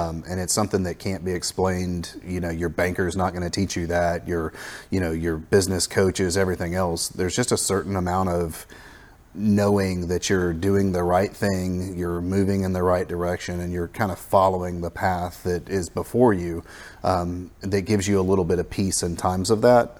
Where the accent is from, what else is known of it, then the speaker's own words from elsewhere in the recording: the Florida Panhandle, United States; I grew up in the Panhandle of Florida, uh, so kind of a native to this area